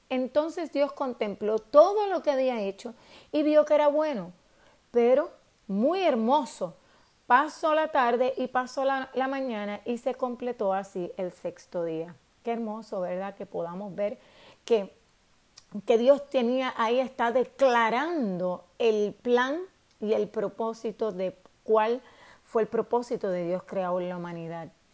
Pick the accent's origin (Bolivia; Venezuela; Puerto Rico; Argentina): Puerto Rico; nosotros los puertorriqueños